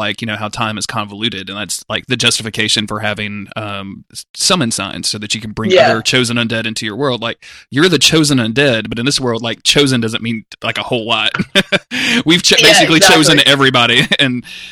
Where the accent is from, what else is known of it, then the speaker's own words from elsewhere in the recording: the South, United States; I'm from the South